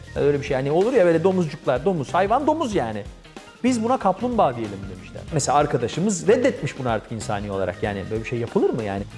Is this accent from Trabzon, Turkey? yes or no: no; Ankara, Turkey; ben TRT Ankara Televizyonu koridorlarında büyüdüm